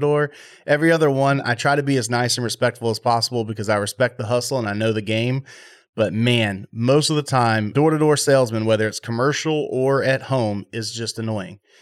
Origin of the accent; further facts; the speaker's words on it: Texas, United States; I'm from Texas